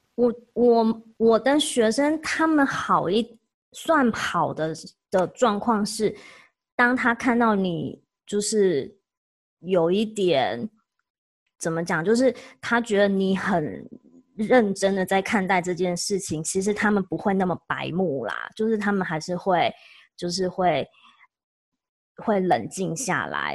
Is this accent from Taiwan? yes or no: yes; Taiwan; now in Oregon, United States; 我是台湾人